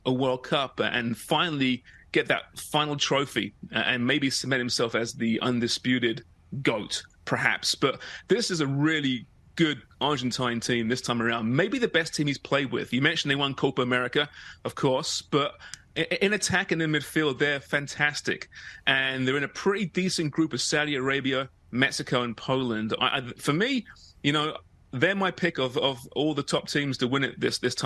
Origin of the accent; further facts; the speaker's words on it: England, United Kingdom; as an Englishman